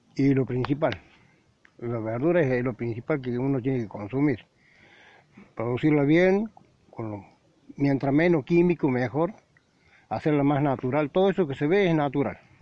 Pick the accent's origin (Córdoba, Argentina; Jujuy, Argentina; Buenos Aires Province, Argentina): Córdoba, Argentina; Tulumba; now in Deán Funes, Argentina; se afincaron en Tulumba, soy de Tulumba yo